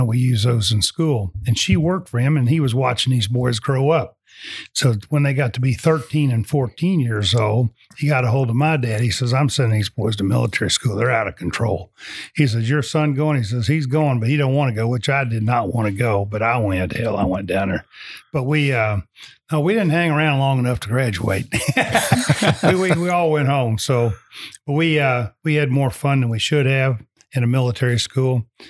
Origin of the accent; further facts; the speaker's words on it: Hawaii, United States; dad was in the military basically the whole time until we moved back to his hometown of Henderson. So I grew up in Hawaii.